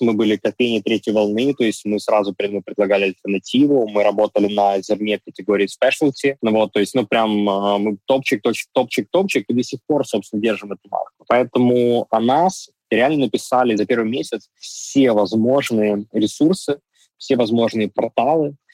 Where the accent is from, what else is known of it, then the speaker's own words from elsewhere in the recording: Donetsk, Donetsk Oblast, Ukraine; moved away as an adult; now in Kyiv, Ukraine; Я сам родился и вырос в Донецке. С 14 года а, я живу в Киеве.